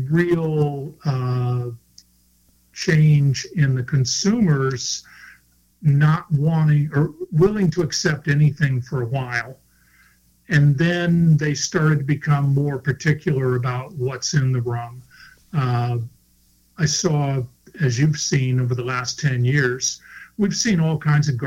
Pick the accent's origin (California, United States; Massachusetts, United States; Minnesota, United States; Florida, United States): Florida, United States; I grew up in Florida, grew up sailing